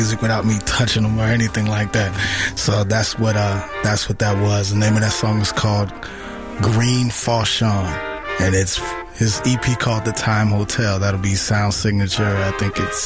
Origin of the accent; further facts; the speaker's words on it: Chicago, Illinois, United States; now in Detroit, United States; I grew up in Chicago, raised and ran and perverted all out in Chicago